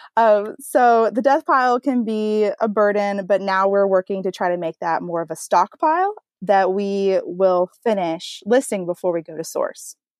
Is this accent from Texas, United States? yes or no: yes; Texas, United States; I am a wife from Texas, so you might hear a little bit of accent come out here and there